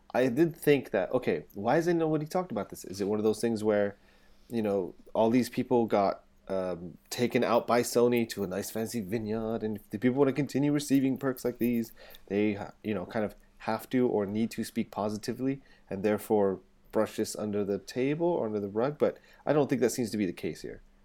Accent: England, United Kingdom; moved away; I'm English

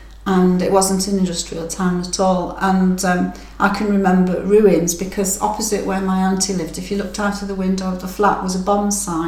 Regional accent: England, United Kingdom; now in Germany; the hospitality and friendship that I encountered in Germany as an English girl was unbelievable.

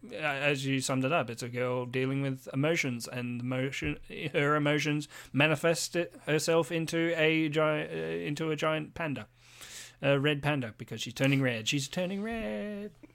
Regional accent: Australia; I'm Australian

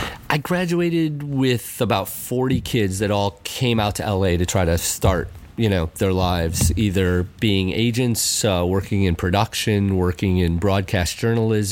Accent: Chicago, Illinois, United States; moved away as an adult; also born or lived in Syracuse, New York; now in Los Angeles, United States; I'm from Chicago, Illinois.

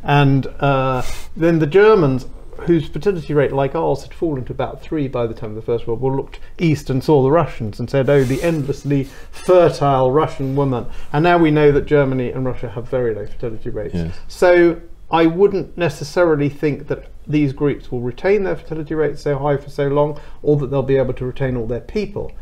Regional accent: London, United Kingdom; I was born and brought up in Wembley

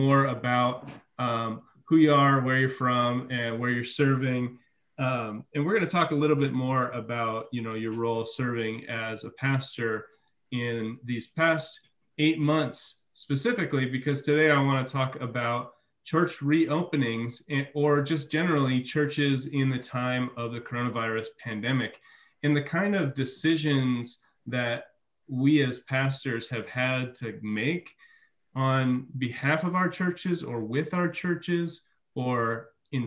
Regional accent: Midwest, United States; moved away; I'm from the Midwest

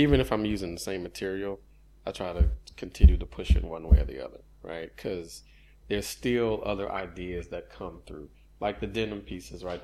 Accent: Houston, Texas, United States; growing up in Houston, since high school

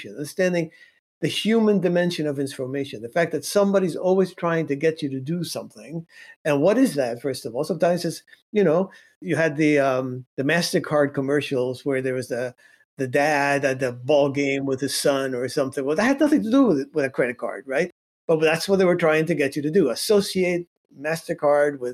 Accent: Cuba; moved away; I come from Cuba.

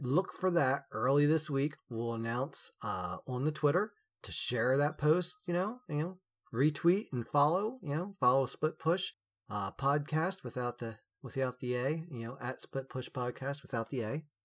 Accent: United States; we are all American

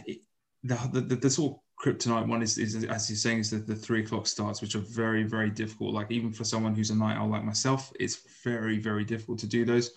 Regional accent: United Kingdom; as British baseball fans

